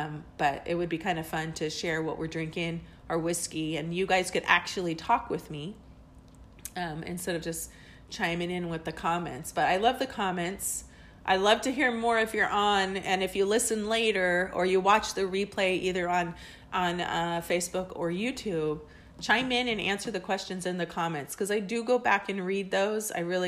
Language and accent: English; England, United Kingdom; born there; I have two birth certificates because I was born in England and, my dad was in the military.